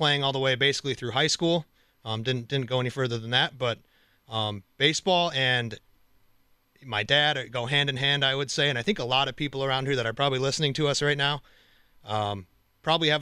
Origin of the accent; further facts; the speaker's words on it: Wausau, Wisconsin, United States; moved away; I'm from the Wausau area originally